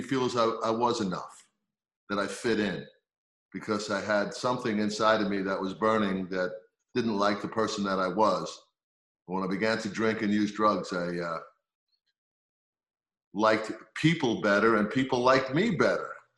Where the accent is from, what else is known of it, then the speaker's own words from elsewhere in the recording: Long Island, New York, United States; moved away as an adult; also born or lived in Queens, New York City / Tampa, Florida; now in Minnesota, United States; I'm originally from New York City, born in Queens, grew up on Long Island